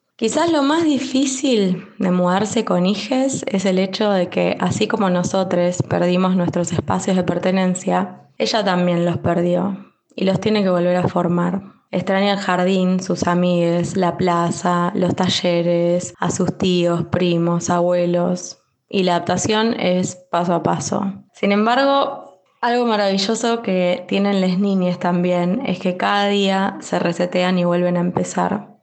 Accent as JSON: {"language": "Spanish", "town": "Bahía Blanca", "region": "Buenos Aires Province", "country": "Argentina", "moved": "as an adult", "lives_now": "Madrid, Spain", "said": "Soy de Bahía Blanca, provincia de Buenos Aires"}